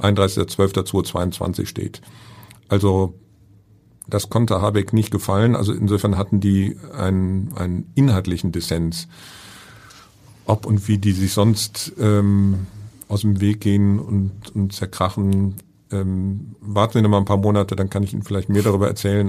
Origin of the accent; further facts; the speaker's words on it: Bonn, North Rhine-Westphalia, Germany; bin gebürtiger Bonner